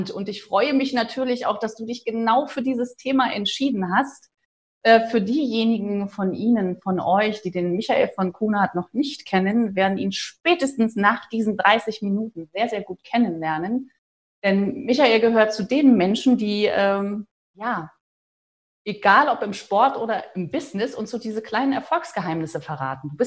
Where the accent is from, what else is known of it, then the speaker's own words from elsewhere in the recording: Rostock, Mecklenburg-Vorpommern, Germany; now in Stuttgart, Germany; wir gehen in meine Heimat an die Ostsee. Ich komme ja ursprünglich aus